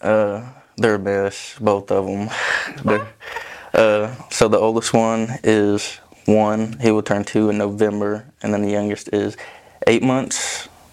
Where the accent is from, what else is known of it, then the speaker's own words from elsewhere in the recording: Vian, Oklahoma, United States; Vian, Oklahoma